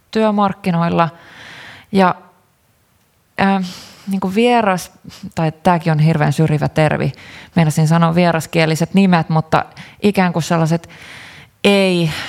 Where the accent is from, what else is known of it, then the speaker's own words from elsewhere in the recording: Karelia, Finland; Itse olen karjalainen ja olen seurannut kyllä erittäin ylpeänä sitä, että nuoret karjalaiset on ottanut, nostanut karjalaisten aseman esille